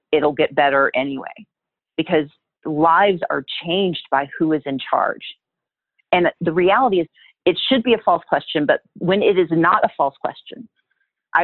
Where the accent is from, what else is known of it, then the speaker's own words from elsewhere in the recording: Wisconsin, United States; also born or lived in Mississippi; now in Georgia, United States; I was born in Wisconsin. I still have family there. My family's originally from Mississippi